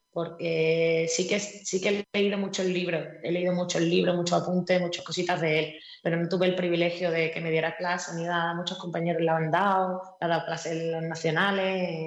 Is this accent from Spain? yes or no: yes; Málaga, Andalusia, Spain; Como buena malagueña.